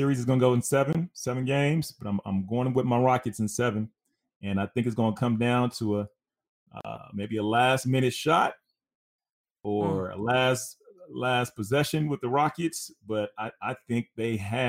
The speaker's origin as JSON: {"language": "English", "town": "Glenwood", "region": "California", "country": "United States", "tie": "born or raised there", "said": "As much as, again, I'm from L.A., man. I'm born and raised in Glenwood, California."}